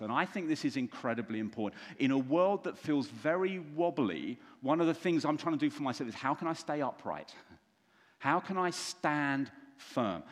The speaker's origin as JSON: {"language": "English", "region": "London", "country": "United Kingdom", "said": "I'm from London"}